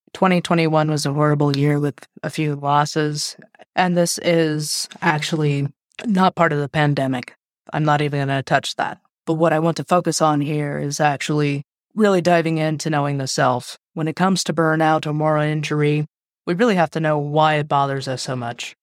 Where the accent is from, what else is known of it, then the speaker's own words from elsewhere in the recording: United States; I am American with a Mexican and Asian Indian background